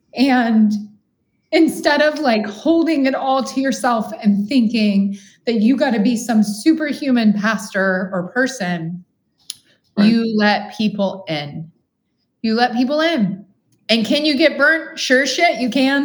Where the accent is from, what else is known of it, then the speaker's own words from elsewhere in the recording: Midwest, United States; I'm a Midwesterner